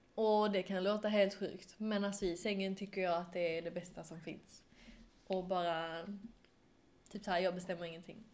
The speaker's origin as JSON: {"language": "Swedish", "region": "Skåne", "country": "Sweden", "accent": "Skånska", "said": "min skånska"}